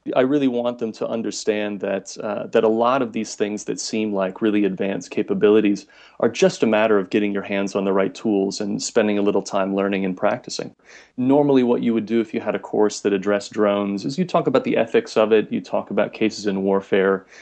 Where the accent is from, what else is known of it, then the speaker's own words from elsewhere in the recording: United States; now in Munich, Germany; I'm originally from the States